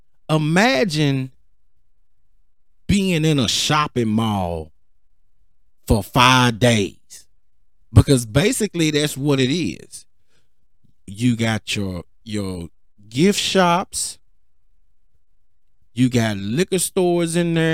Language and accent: English; Cedar Hill, Texas, United States; I'm from Cedar Hill.